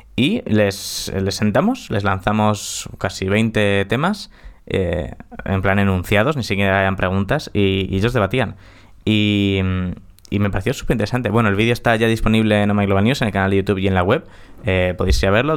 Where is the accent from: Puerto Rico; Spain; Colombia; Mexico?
Spain; es donde he nacido en España